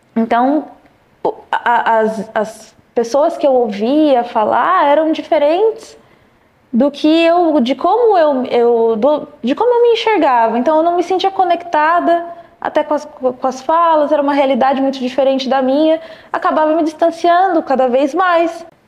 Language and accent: Portuguese; Louveira, São Paulo, Brazil; also born or lived in Vinhedo; now in São Paulo, Brazil; sou do interior de São Paulo, nasci numa cidade chamada Vinhedo, é, cresci em Louveira, são cidades próximas